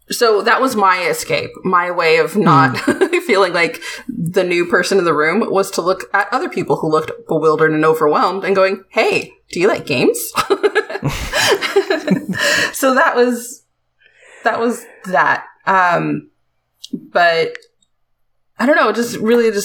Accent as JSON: {"language": "English", "country": "United States", "said": "I'm American"}